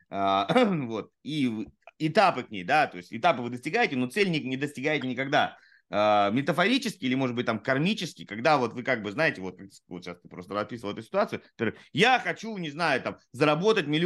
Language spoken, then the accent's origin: Russian; Saratov, Saratov Oblast, Russia; Я, сам, я сам из Саратова, если что.